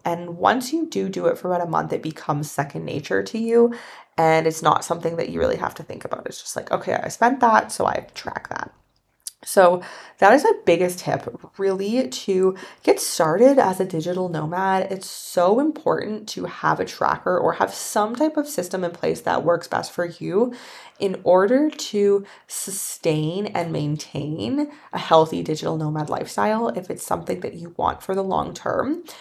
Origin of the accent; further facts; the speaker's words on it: Canada; moved away; I'm from Canada